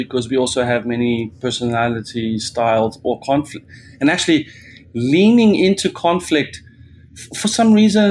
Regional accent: South Africa; as a South African

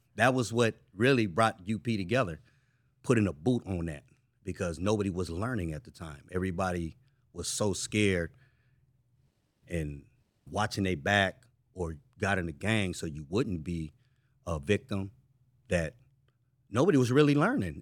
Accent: San Francisco, California, United States; I'm from Frisco.

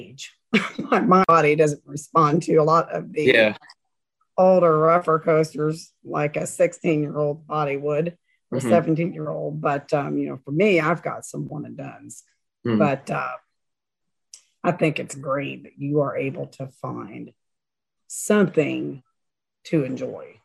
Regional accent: Maysville, Kentucky, United States; grew up in Maysville, Kentucky

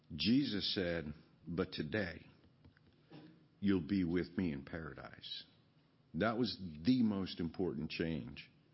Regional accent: Virginia, United States; growing up in Virginia, riding a horse

